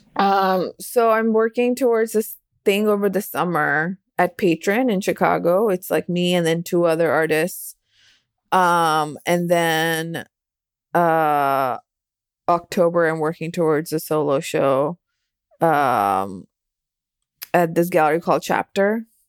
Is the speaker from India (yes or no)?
yes; Delhi, India; moved away; growing up in Delhi